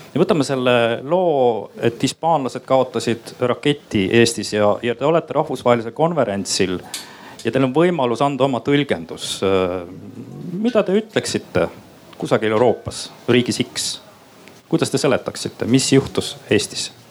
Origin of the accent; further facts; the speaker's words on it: Estonia; ma olen lihtsalt üks Eesti inimene